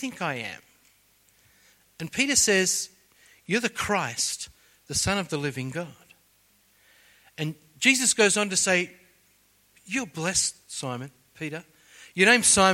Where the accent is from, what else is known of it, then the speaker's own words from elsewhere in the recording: Sydney, New South Wales, Australia; I was born on the North Shore of Sydney